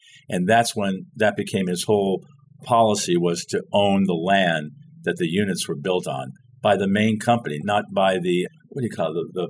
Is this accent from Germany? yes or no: no; Paris, Île-de-France, France; born there; Fake, is that I was born in Paris. We can start from there.